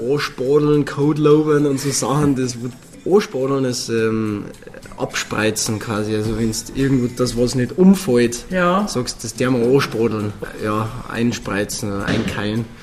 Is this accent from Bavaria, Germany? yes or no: yes; Bavaria, Germany; sind wir ja beide in Bayern aufgewachsen, reden Borisch, kennen borische Kultur und so